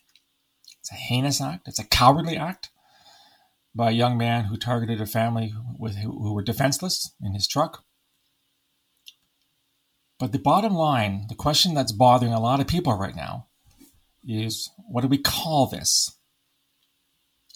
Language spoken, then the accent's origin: English; London, Ontario, Canada; in London, Ontario, which happens to be my hometown